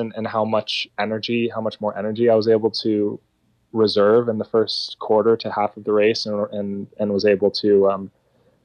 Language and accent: English; United States; the only American in the series